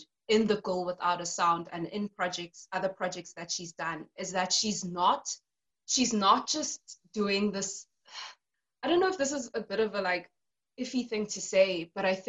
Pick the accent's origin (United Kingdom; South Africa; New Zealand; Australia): South Africa; born or raised there